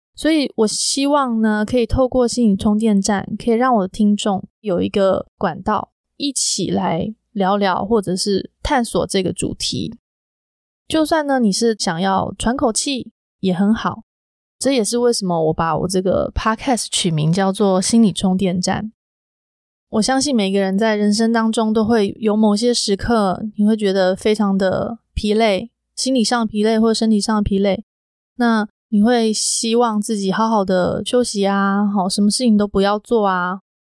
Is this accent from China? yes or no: no; Taiwan; moved away as an adult; now in Silicon Valley, United States; 我是在我的家乡台湾录制的